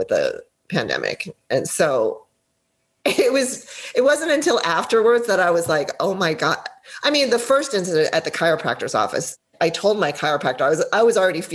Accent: Los Angeles, California, United States; I'm from LA or California

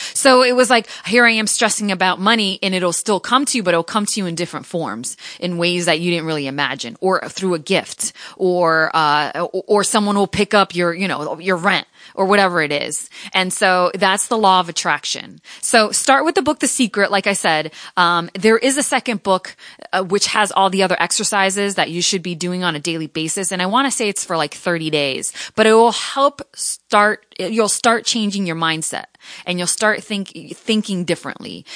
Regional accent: Connecticut, United States; moved away as an adult; also born or lived in Providence / Seattle; I was the first in my family to ever go to college, to go to a, a, you know, a university, to move out from Connecticut

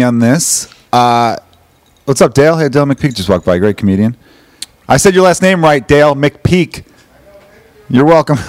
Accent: Ireland; obviously, being Irish, you like to go back and forth and bust each other's balls

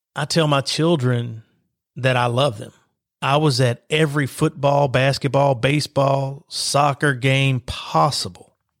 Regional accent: Lexington, Kentucky, United States; I was born in Lexington, Kentucky, and life began for me in the East End projects of Lexington, Kentucky

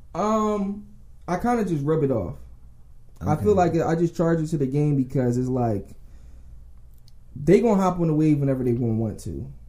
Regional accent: Philadelphia, Pennsylvania, United States; I'm from Philly, up top, um, West Oak Lane. Um, my mom pretty much raised me for real.

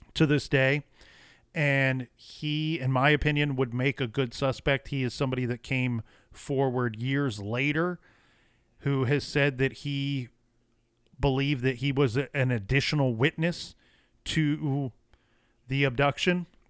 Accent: Ohio, United States; I'm born and raised in Ohio

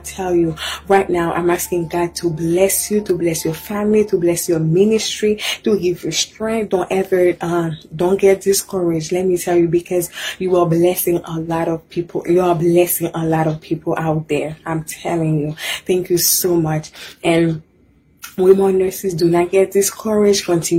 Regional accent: Haiti; now in United States; I'm from Haiti. I've been here in the U.S. for 12 years

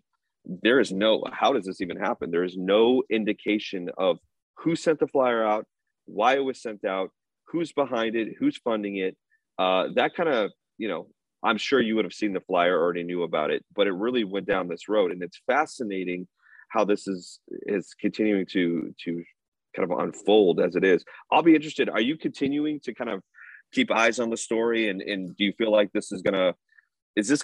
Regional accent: New England, United States; now in Alaska, United States; I'm from the New England

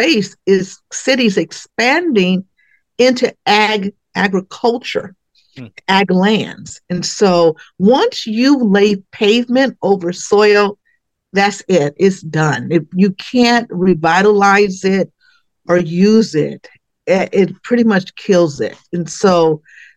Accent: Richmond, California, United States; moved away as an adult; now in Solano County, United States; I am a native from Richmond, California. So, and then I moved here 30 years ago

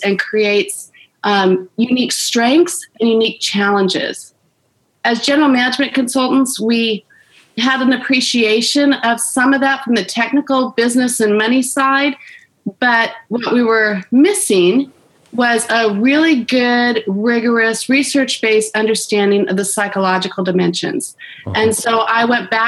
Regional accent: Orange County, California, United States; I was born and raised in Orange County, California

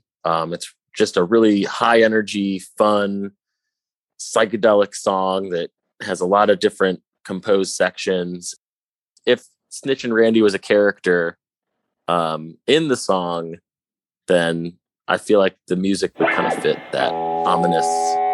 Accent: St. Louis, Missouri, United States; When I moved here, I thought I was really good because I came from St. Louis, which is a very small music scene.

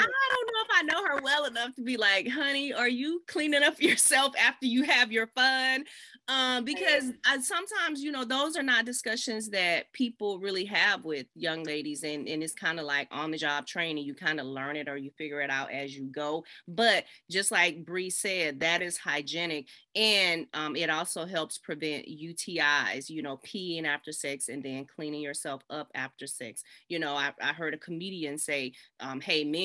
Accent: the South, United States; I'm from the South. I'm showing my Southern roots

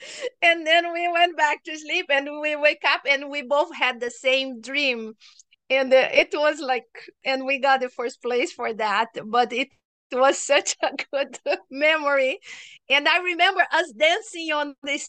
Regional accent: Brazil; moved away; I'm from Brazil, so I was in Brazil at this time

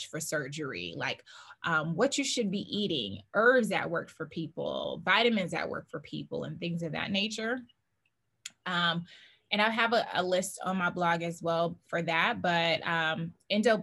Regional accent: the South, United States; I'm from the South

